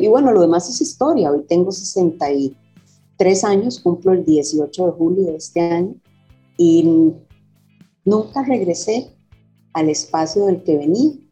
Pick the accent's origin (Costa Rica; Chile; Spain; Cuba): Costa Rica; Soy carnet 77 de la Universidad de Costa Rica, a la que ingreso después de venir de un colegio, escuela y colegio de mujeres, Escuela Perú, Colegio de Sion